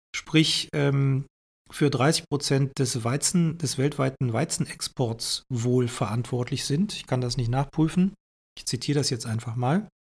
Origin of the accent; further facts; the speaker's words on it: Germany; hier bei uns im Westen in Deutschland